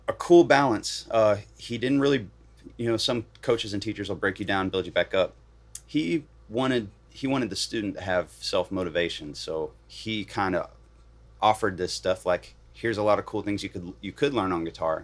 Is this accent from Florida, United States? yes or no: no; Bridgewater, Virginia, United States; also born or lived in Knoxville, Tennessee / Atlanta, Georgia; now in Nashville, United States; I grew up in Virginia